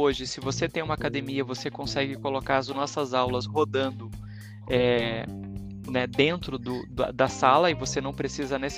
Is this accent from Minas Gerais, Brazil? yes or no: no; Caxias do Sul, Rio Grande do Sul, Brazil; now in São Paulo, Brazil; Gosto muito de Curitiba, mas eu sou gaúcho, né? Eu sou de Porto Alegre, de Caxias do Sul, com carreira em Porto Alegre.